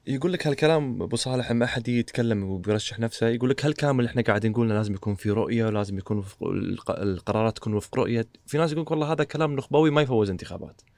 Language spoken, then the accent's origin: Arabic; Kuwait; عندنا بالكويت